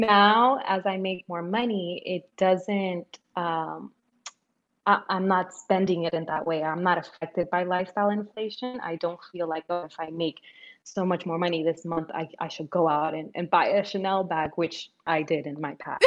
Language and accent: English; New York, United States; also born or lived in Dominican Republic; I grew up in New York, even though I was born in the Dominican Republic.